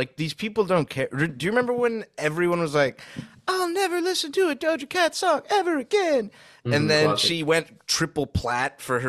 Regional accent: Saudi Arabia; moved away; growing up in Saudi

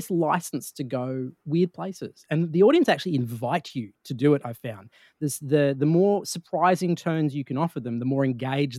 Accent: Australia; being an Australian in the US

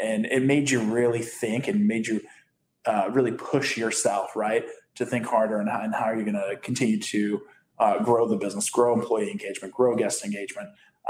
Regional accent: East Coast, United States; And I have family on the East Coast. I grew up on the East Coast.

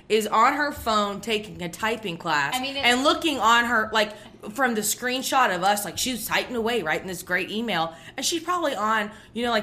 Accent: Augusta, Georgia, United States; I'm from Augusta, Georgia

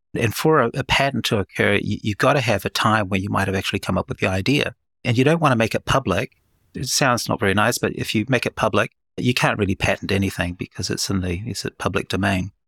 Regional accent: New Zealand; moved away as an adult; now in Oklahoma City, United States; I'm born and bred in New Zealand, which explains my accent

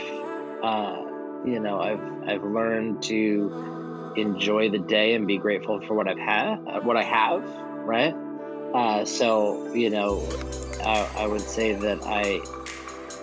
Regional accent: upstate New York, United States; also born or lived in Camp Pendleton, California; I ended up growing up in upstate New York

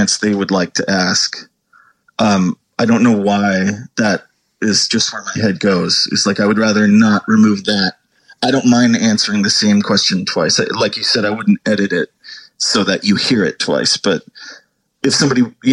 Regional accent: Southern California, United States; moved away as an adult; also born or lived in New England; I was raised in basically Southern California. I think it was like 9 to 18. I lived in Southern California.

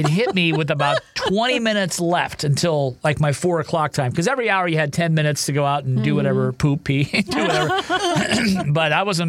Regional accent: Ohio, United States; moved away; I grew up in Ohio

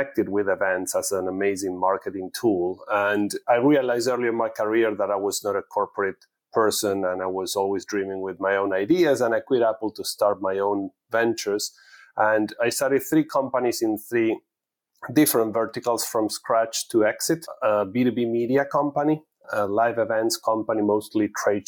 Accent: Argentina; moved away as an adult; now in United States; I'm originally from Argentina, from an Italian family, and living in US for almost 20 years

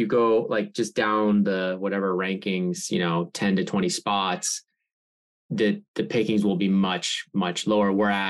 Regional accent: Boston, Massachusetts, United States; moved away as an adult; also born or lived in Palo Alto; now in Saratoga, United States; I'm from the Boston area.

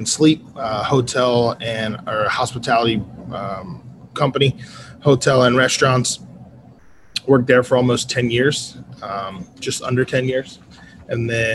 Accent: Cape May, New Jersey, United States; moved away as an adult; now in San Diego, United States; I am originally from South Jersey. Literally exit zero on the Garden State Parkway, town called Cape May

